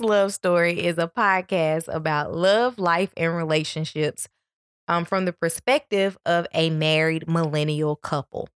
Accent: Memphis, Tennessee, United States; now in Atlanta, United States; I am from Memphis, Tennessee.

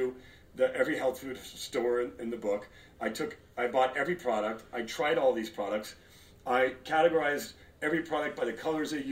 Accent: Los Angeles, California, United States; also born or lived in Torrance, California / Detroit, Michigan; I was born in Torrance, grew up in the Valley, and now we're in the Hollywood Hills.

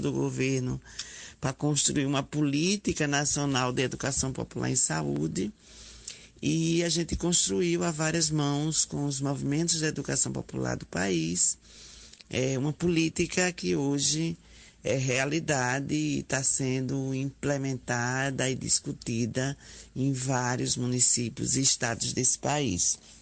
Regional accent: Aracaju, Sergipe, Brazil; eu sou enfermeira, sou de Sergipe, de Aracaju

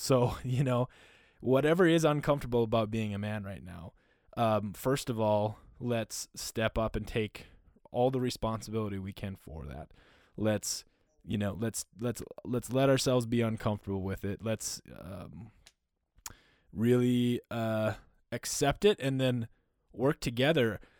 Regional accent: North Dakota and Minnesota, Midwest, United States; moved away; also born or lived in Panama; I grew up in North Dakota and Minnesota

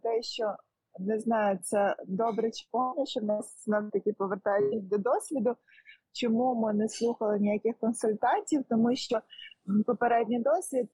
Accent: Lviv, Lviv Oblast, Ukraine; я зі Львова

